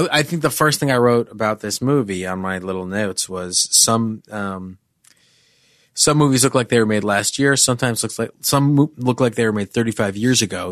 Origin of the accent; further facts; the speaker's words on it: New York, United States; I was a Jew from New York who spent a lot of time on the Upper East Side